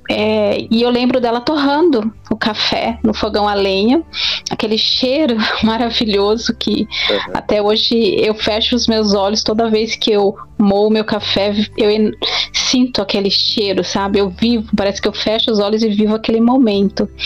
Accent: Campinas, São Paulo, Brazil; born there; Que eu sou paulista, nasci aqui em São Paulo, em Campinas, né? Interior de São Paulo, mas tenho muitos parentes em Minas.

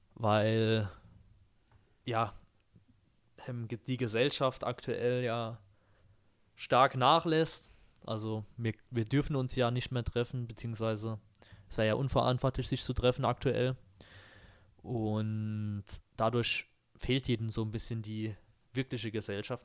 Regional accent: Germany; bei uns hier in Deutschland, ähm, wir kommen ja beide auch aus Dörfern

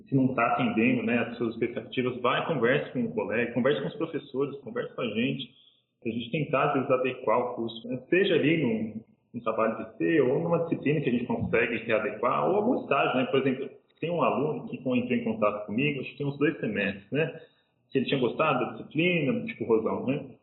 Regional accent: São Paulo, Brazil; eu vim de São Paulo, quem teve a oportunidade de comer pizza talvez saiba o que estou falando

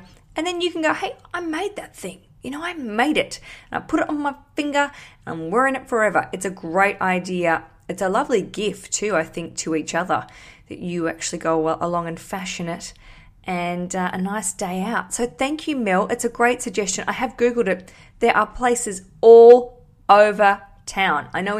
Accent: Australia; Because I came from Australia where I had quite a good sort of thriving, I don't want to say thriving career, but I had stuff going on.

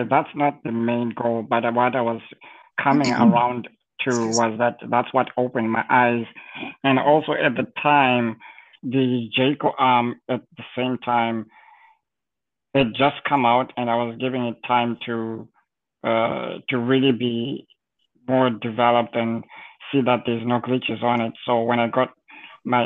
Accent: Zimbabwe; moved away; growing up in Zimbabwe, at the time, maybe now things have changed, I haven't been there in a while

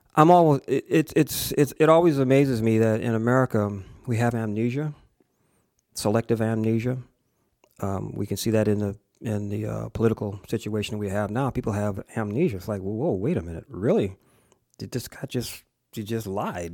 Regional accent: Springfield, United States; also born or lived in Savannah, Georgia / Plattsburgh, New York; I was raised mostly in Springfield, I was born in the segregated South in Georgia and spent the first ten years of my life in the segregated South

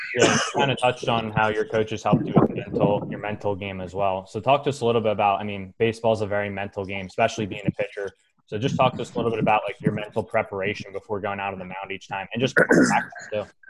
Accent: Philadelphia, Pennsylvania, United States; growing up in Philly, watching guys like you and Cole Hamels

